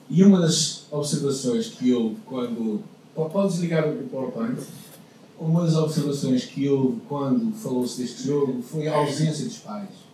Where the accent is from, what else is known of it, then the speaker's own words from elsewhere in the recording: Portugal; now in Porto, Portugal; como portugueses